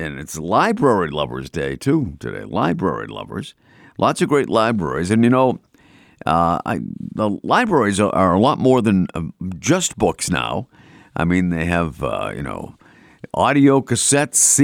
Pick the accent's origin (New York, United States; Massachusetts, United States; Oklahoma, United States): Massachusetts, United States; Boston; accent: Boston; my Boston accent